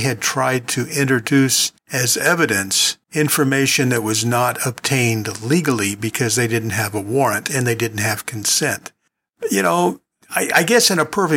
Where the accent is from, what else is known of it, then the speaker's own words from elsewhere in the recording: Long Beach, California, United States; moved away; Long Beach, California, my hometown